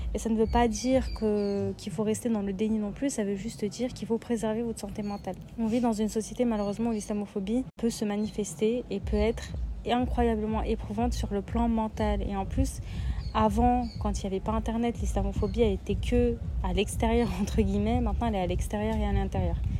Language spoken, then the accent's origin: French; Lyon, Auvergne-Rhône-Alpes, France; moi je viens de Lyon